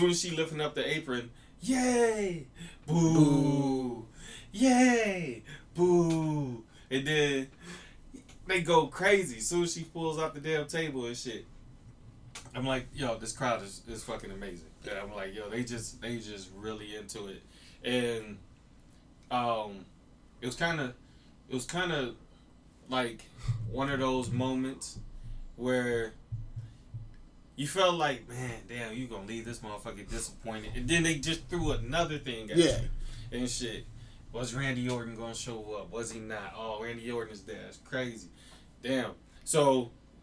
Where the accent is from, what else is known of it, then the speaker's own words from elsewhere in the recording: Chicago, Illinois, United States; I'm from Chicago